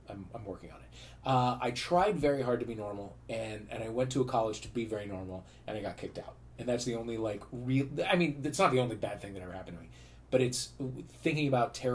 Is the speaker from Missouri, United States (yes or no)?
yes; St. Louis, Missouri, United States; St. Louis, sure.